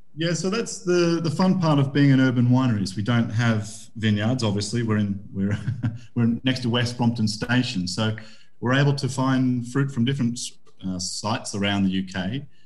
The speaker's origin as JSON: {"language": "English", "country": "Australia", "moved": "yes", "lives_now": "United Kingdom", "said": "I'm Aussie"}